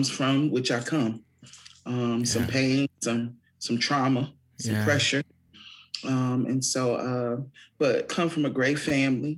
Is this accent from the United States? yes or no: yes; Fort Wayne, Indiana, United States; I'm from Fort Wayne, born and raised.